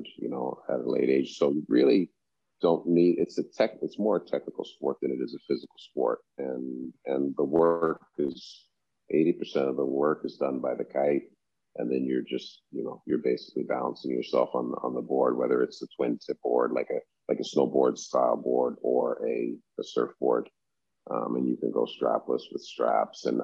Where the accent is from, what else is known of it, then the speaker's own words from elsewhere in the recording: Canada; moved away as an adult; now in Turks and Caicos; growing up in Canada